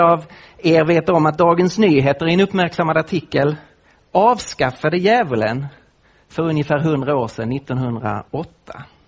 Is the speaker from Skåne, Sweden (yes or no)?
yes; Lund, Skåne, Sweden; accent: Scanian; now in Nacka, Sweden; jag bor nu med min familj i Nacka, öster om Stockholm, men jag kommer ju från Skåne, från Lund.